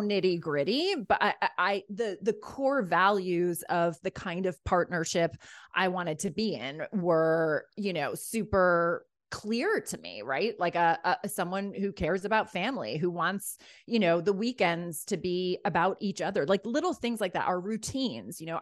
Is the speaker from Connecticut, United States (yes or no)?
no; Rye, New York, United States; also born or lived in Ireland; I grew up in Rye, New York.